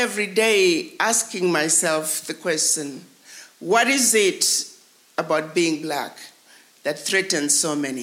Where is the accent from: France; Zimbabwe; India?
Zimbabwe; moved away; as a African born in Zimbabwe, then Rhodesia